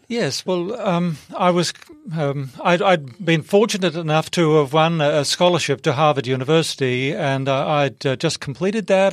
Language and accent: English; Australia; I'm an Australian